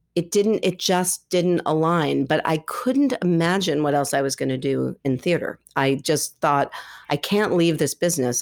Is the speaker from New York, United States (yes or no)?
yes; New York City, New York, United States; I grew up here in New York City